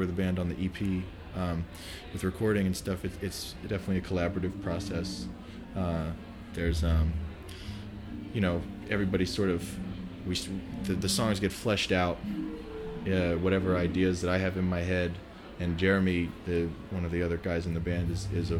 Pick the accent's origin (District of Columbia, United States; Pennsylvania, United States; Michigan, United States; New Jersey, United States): Pennsylvania, United States; Pittsburgh; now in New York, United States; I'm from Pittsburgh originally